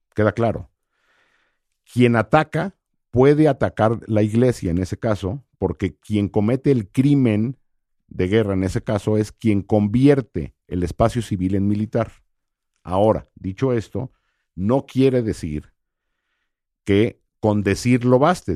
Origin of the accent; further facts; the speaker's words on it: Mexico; yo soy mexicano